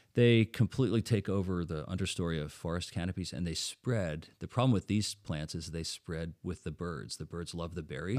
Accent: Netherlands; now in Lancaster, United States; since I'm from Holland, I was born in Holland

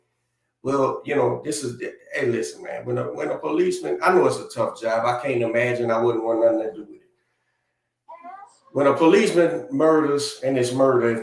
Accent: New Orleans, Louisiana, United States

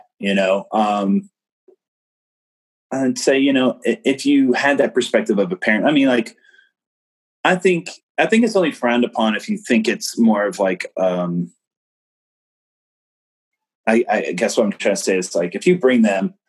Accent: Maryland, United States; I grew up in Maryland

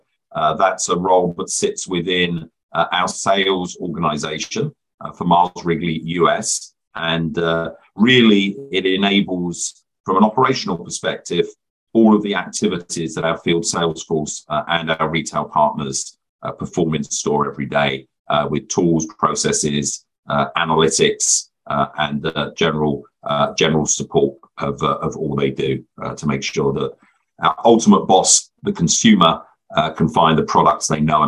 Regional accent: England, United Kingdom; also born or lived in Luton / Leicester / Reading; You can probably tell by my accent, I'm originally from the United Kingdom. I was born in a medium-sized town called Luton, which is about 30 miles north of London. And I grew up in a couple of different places in England, Leicester and Reading

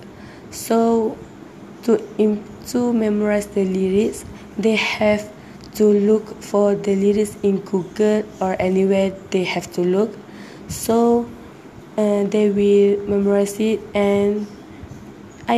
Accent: Malaysia; English is a second language; we are as Malaysian, we talk in Malay

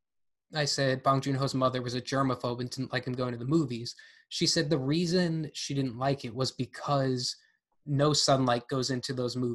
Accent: United States; I'm American

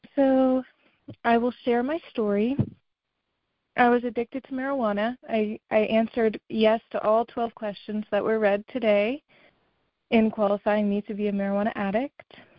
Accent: Massachusetts, United States; I'm from Massachusetts

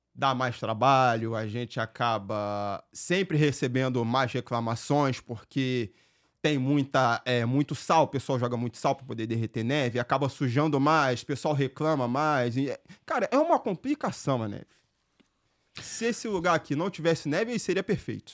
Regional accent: Rio de Janeiro, Brazil; accent: carioca; moved away as an adult; now in Nashua, United States; Eu sou um carioca, não sei se dá para vocês entenderem por conta do meu sotaque, meu sotaque é muito forte.

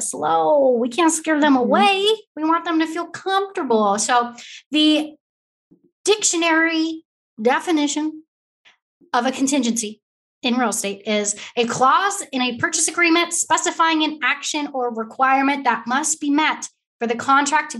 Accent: California, United States; now in Texas, United States; a Californian who moved to Texas

